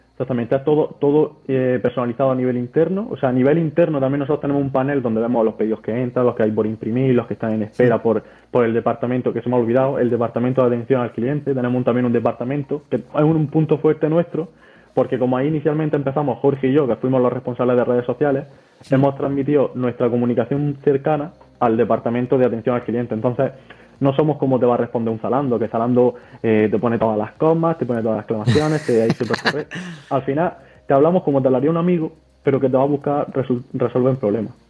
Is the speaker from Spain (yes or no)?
yes; Almería, Andalusia, Spain; tengo 24 años y soy de Almería.